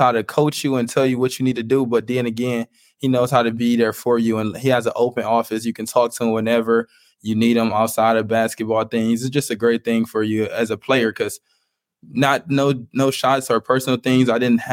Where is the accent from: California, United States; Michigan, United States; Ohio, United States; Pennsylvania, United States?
Ohio, United States; Cleveland; I'm from Cleveland. I'm from like the inner city.